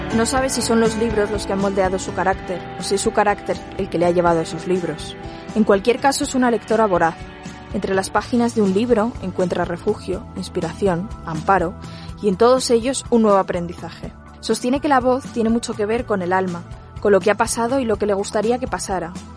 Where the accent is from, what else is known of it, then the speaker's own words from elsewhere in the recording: Mallorca, Balearic Islands, Spain; now in Madrid, Spain; un mallorquín afincado en Madrid desde hace ya bastante tiempo